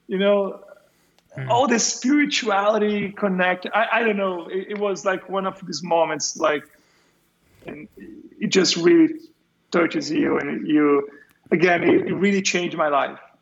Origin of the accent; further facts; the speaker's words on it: São Paulo, Brazil; moved away; São Paulo. I'm from São Paulo.